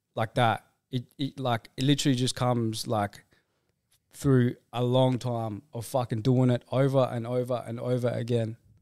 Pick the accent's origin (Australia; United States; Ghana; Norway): Australia; Rockingham, Western Australia; I'm from Rockingham.